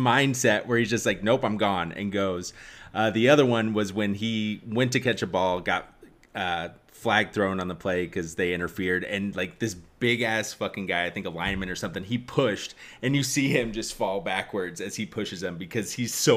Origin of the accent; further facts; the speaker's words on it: Indiana, United States; growing up in Indiana